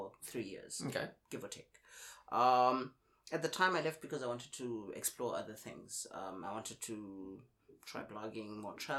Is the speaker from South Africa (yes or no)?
yes; South Africa; moved away as an adult; also born or lived in South Korea; now in Ningbo, China; I'm from South Africa. I've been knocking around Asia for about 11 years now.